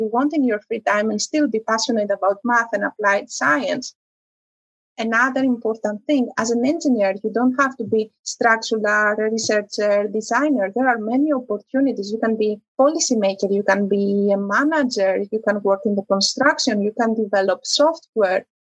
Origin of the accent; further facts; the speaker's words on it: Greece; moved away; also born or lived in Italy; I come from Greece. I was in Italy